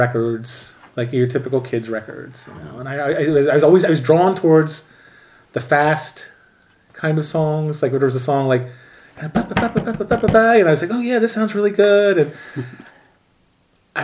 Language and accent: English; outside Philadelphia, Pennsylvania, United States; also born or lived in Richfield Springs, New York; I grew up pretty much outside of Philly, like Ambler, Lansdale, Ambler again, Souderton, a little bit in about a year in upstate New York, Richfield Springs, but always like, you know, generally half hour or so from Philadelphia.